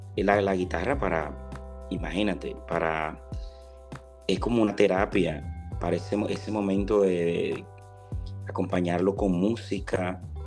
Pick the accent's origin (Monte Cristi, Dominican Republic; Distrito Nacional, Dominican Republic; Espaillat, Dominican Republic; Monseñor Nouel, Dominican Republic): Monte Cristi, Dominican Republic; moved away; desde que yo salí de mi pueblo, mi pueblo es Montecristi